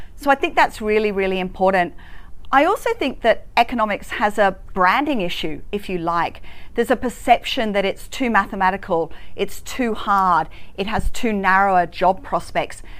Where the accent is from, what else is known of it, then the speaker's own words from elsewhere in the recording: Hong Kong; now in Australia; I grew up in Hong Kong